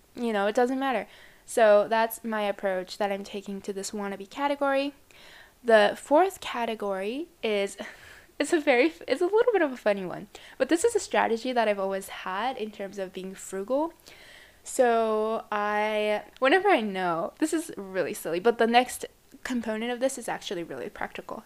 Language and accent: English; Japan; I come from Japan.